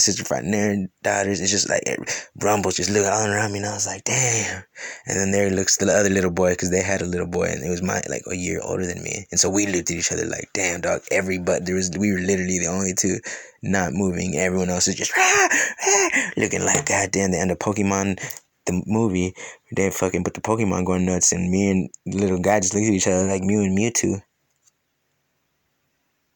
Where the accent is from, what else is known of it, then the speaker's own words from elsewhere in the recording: California, United States; moved away; also born or lived in Louisiana / Ohio; when I was a little kid, I grew up with in California